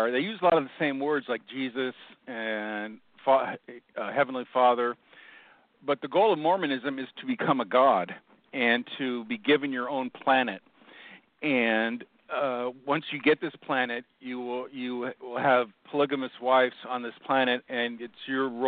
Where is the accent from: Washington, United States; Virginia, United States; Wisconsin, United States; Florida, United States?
Washington, United States; Seattle; I grew up in Seattle, and I had a hard childhood